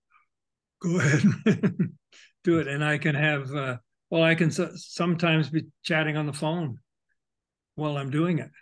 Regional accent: Toronto, Ontario, Canada; I grew up in Toronto.

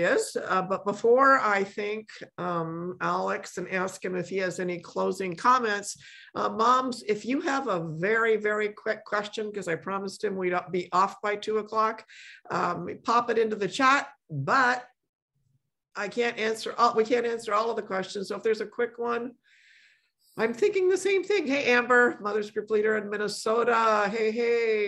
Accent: Poland; moved away; I was born in Poland

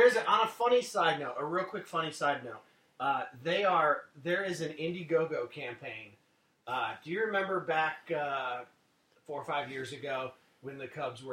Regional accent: Chicago, Illinois, United States; We're all from Chicago

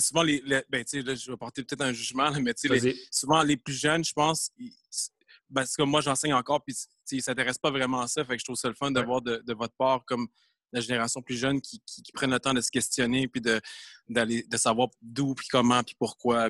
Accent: Granby, Quebec, Canada; moved away as an adult; now in Montreal, Canada; je viens de Gramby. Je suis né à Gramby.

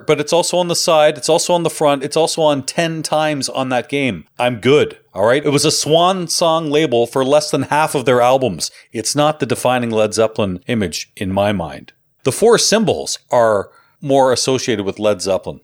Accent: Canada; which I obviously love being Canadian

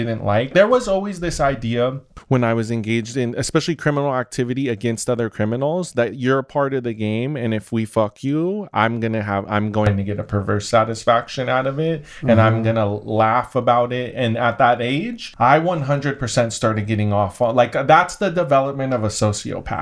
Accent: Los Angeles, California, United States; I'm from the San Fernando Valley

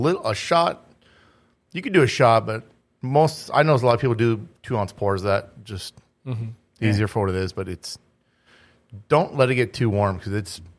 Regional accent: Grafton, North Dakota, United States; also born or lived in San Diego, California; I grew up in Grafton. I grew up in Little Mexico, man.

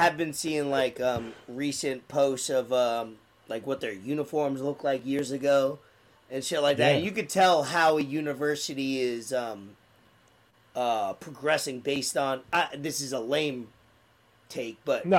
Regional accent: New York City, New York, United States; now in Florida, United States; I'm from New York. From Staten Island, New York.

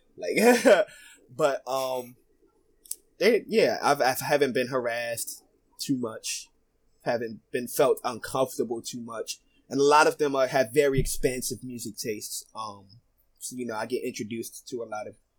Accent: Philadelphia, Pennsylvania, United States; I grew up in North Philly, um, Badlands

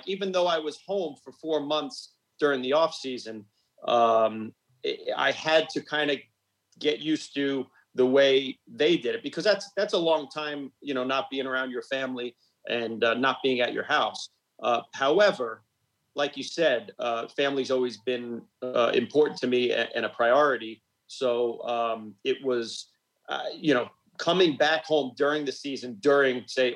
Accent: Smithtown, New York, United States; I was born and raised on Long Island in Smithtown

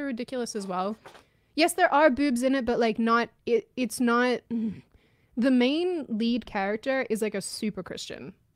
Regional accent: Australia; moved away

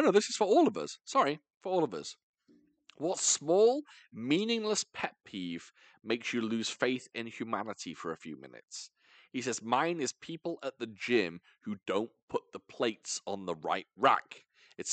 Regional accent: United Kingdom; I am British.

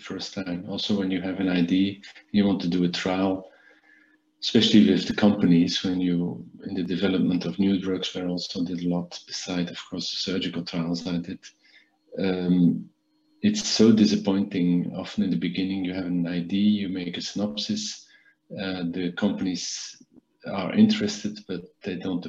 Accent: Belgium; I started the School of Medicine in Ghent, in my country, in Belgium

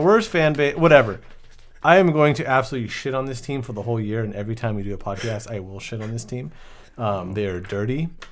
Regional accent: Southern California, United States; I'm from SoCal, born and raised

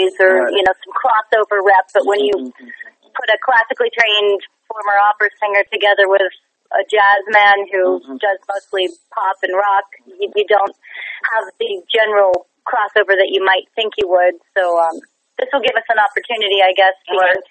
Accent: United States; also born or lived in New York; now in Paris, France; I'm an American living in Paris

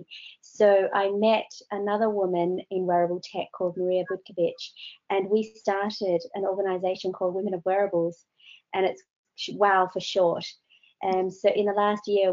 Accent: Australia; now in United Kingdom; I come from Australia, so I know what it's like in 45 degrees

